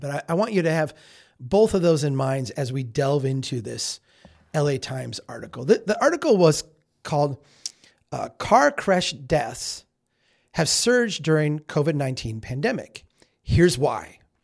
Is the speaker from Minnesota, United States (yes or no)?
yes; Minnesota, United States; I'm from Minnesota.